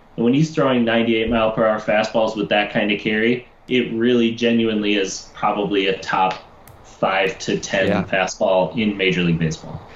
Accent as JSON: {"language": "English", "town": "Chicago", "region": "Illinois", "country": "United States"}